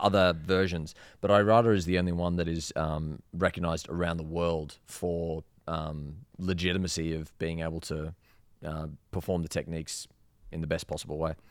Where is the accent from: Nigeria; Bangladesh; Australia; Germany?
Australia; Sydney, New South Wales; moved away as an adult; also born or lived in Queensland / Perth; now in Las Vegas, United States; I'm from Sydney